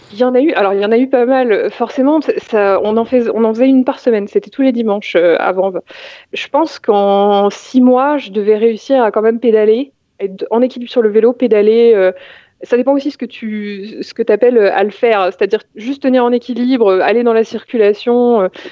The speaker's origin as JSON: {"language": "French", "area": "Val-de-Marne", "region": "Île-de-France", "country": "France", "tie": "born or raised there", "said": "J'ai grandi, bah, j'ai continué, euh, j'ai fait presque toute ma vie dans le Val-de-Marne"}